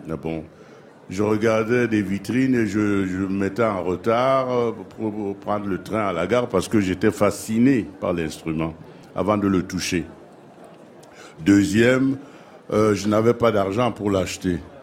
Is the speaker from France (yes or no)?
no; Cameroon; je suis camerounais